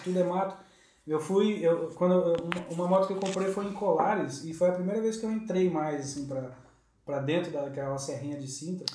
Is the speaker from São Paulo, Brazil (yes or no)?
yes; São Paulo, Brazil; now in Lisbon, Portugal; eu paulista